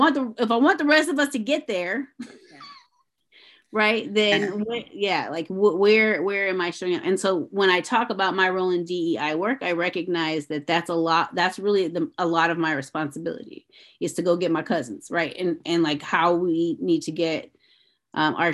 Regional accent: St. Louis, Missouri, United States; I grew up in St. Louis

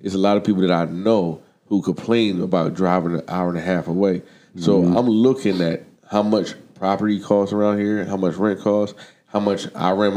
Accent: Delaware, United States; moved away as an adult; now in Michigan, United States; I'm not from Michigan. I'm from the East Coast

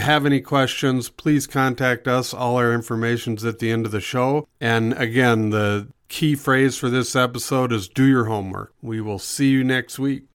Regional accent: Minnesota, United States; now in Montana, United States; I grew up in Minnesota

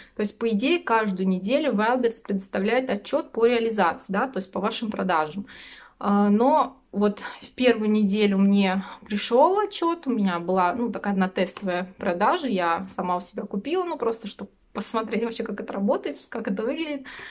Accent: Russia; мы из России

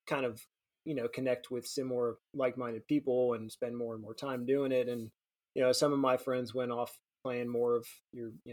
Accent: Central Florida, United States; I grew up in Central Florida, you know, dead middle of the state

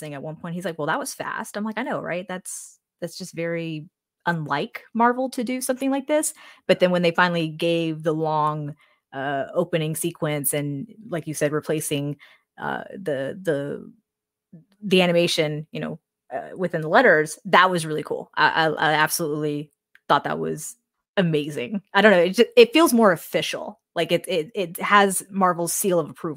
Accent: the South, United States; we're from the South, so we may say it differently from people from other parts of the United States

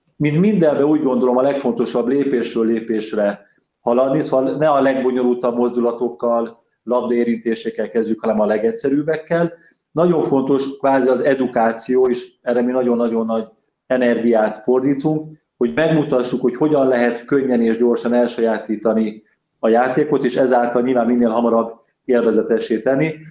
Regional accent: Budapest, Hungary; Én újpesti gyerekként nőttem fel

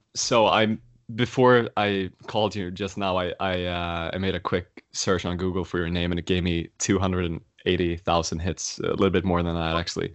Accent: Sweden; moved away; my home country, Sweden

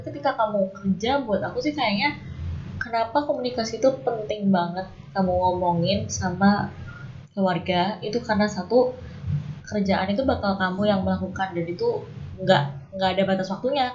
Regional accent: Java, Indonesia; kita berdua dari Jawa

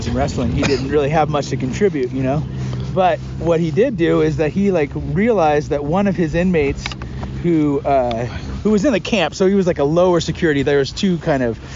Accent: McMinnville, Oregon, United States; moved away as an adult; also born or lived in Corvallis, Oregon; now in Coeur d'Alene, United States; And so we moved all over the country growing up. I was worse than an army brat. I lived all over the place. But he got high enough in his career that... he didn't have to move anymore. And so we settled in McMinnville, Oregon, which is kind of wine country in the Willamette Valley. And that's where I stayed. I went to middle school and high school there.

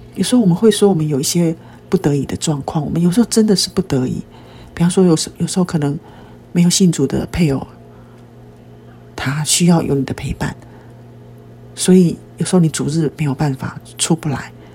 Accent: Taiwan; 其实在台湾很多人，我们都是在拜偶像的环境中长大的。我们从小也是吃那几有相之物长大的

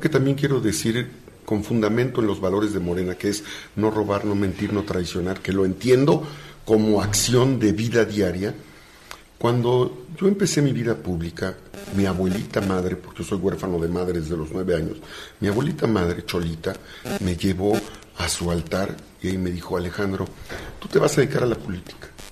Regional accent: Acatzingo, Puebla, Mexico; also born or lived in Izúcar de Matamoros, Puebla; Soy mixteco, nací en Izúcar de Matamoros y soy acatzinca, porque es la tierra de mi madre y ahí crecí

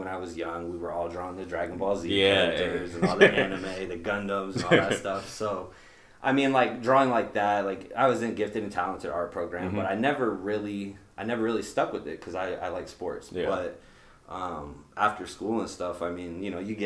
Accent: Des Moines, Iowa, United States; South side of Des Moines. Born and raised here

